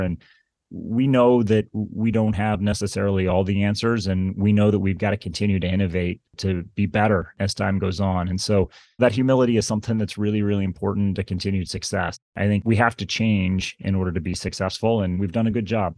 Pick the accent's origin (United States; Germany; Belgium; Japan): United States; Kansas City; moved away as an adult; now in Princeton, United States; I grew up in Kansas City, as I mentioned, and my family would drive across the state of Kansas